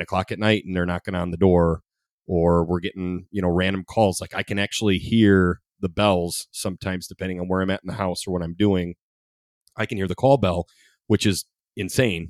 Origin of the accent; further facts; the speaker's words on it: Ida, Michigan, United States; also born or lived in Monroe; I love Ida, I grew up in Ida